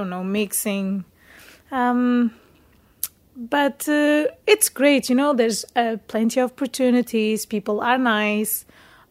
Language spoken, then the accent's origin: English; Portugal; moved away as an adult; now in Denmark; I am from Portugal